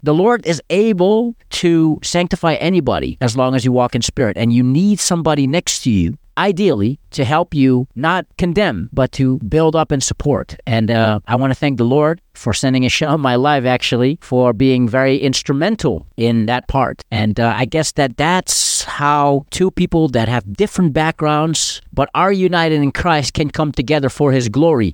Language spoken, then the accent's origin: English; Amsterdam, North Holland, Netherlands; growing up in Amsterdam